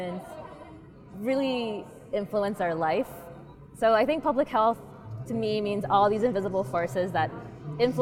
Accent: North Carolina, United States; moved away; also born or lived in Massachusetts; I'm from North Carolina

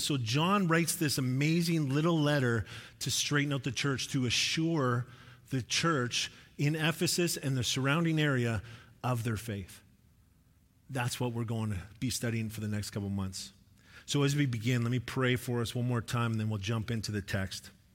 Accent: Sherwood Park, Alberta, Canada; moved away; when I grew up, uh, like, grade six to nine, I lived in Sherd Park, Alberta. It was just outside of Edmonton.

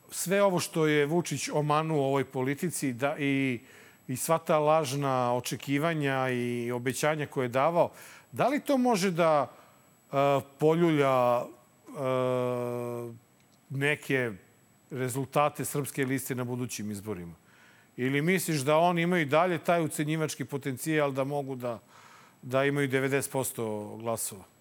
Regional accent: Serbia

